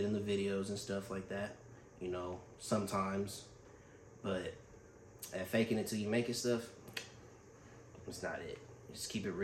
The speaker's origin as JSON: {"language": "English", "town": "Fairfield", "region": "California", "country": "United States", "tie": "born or raised there", "said": "I grew up on Grande Circle, growing up in Fairfield"}